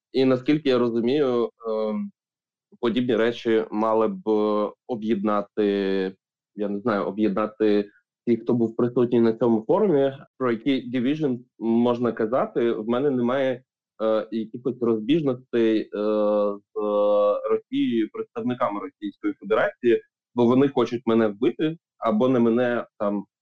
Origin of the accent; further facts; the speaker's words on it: Ukraine; Я як українець